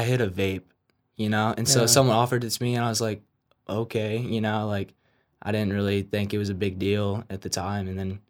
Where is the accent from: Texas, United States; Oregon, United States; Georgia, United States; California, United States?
Texas, United States; San Antonio; I'm from San Antonio.